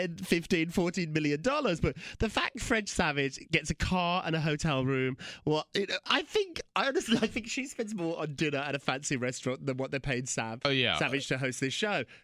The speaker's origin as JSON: {"language": "English", "country": "United Kingdom", "said": "I'm not. I'm so British about it."}